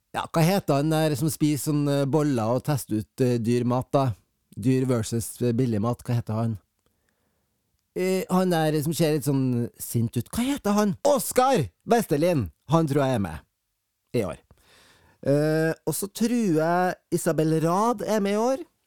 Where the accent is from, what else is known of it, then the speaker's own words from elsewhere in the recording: Fosen, Trøndelag, Norway; Jeg er fra Fosen